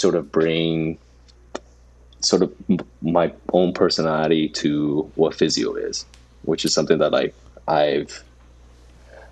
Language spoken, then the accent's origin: English; Mississauga, Ontario, Canada; also born or lived in China; Mississauga raised. Not from here.